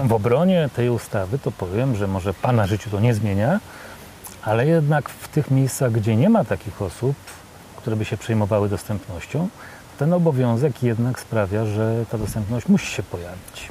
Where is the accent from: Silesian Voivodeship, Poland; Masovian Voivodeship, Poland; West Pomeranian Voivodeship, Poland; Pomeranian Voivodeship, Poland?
Masovian Voivodeship, Poland; Warsaw; ja jestem z Warszawy